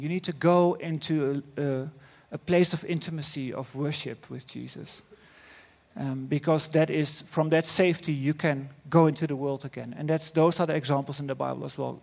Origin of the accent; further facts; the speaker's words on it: Netherlands; accent: Dutch; English is a second language; my Dutch accent